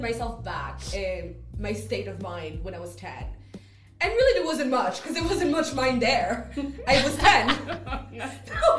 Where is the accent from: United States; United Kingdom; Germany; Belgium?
Belgium; moved away; I grew up in Belgium